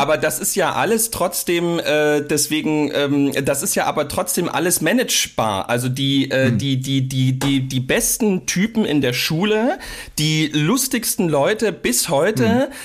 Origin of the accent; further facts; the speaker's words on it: Saxony, Germany; also born or lived in Dresden; bei uns in Sachsen